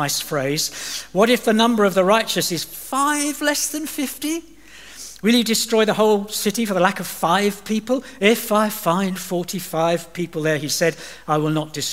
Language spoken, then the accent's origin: English; England, United Kingdom; moved away as an adult; also born or lived in Dubai / Doha; I'm from England